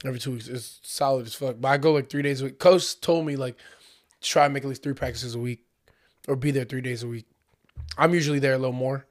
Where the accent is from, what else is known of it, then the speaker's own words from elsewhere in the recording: United States; accent: American; they heard my American accent